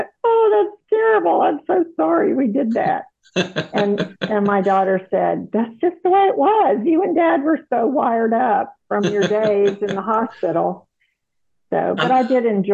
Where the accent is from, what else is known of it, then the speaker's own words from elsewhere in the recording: South Carolina, United States; moved away as an adult; also born or lived in Texas / Dallas, Texas / Houston, Texas; now in Austin, United States; I grew up in South Carolina, so I'm a Southerner by heritage